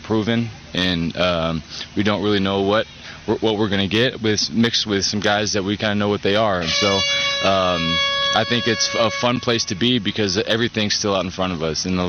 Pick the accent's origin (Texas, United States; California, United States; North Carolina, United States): Texas, United States; moved away as an adult; now in Carolina, United States; I'm from Texas